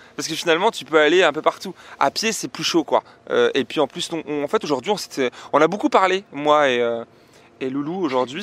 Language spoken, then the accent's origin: French; France; on vient de France